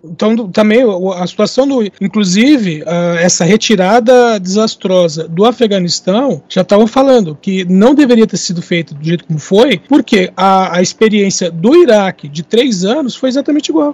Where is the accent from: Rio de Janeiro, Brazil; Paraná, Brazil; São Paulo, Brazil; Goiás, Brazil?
São Paulo, Brazil; eu sou de São Paulo Paulo, capital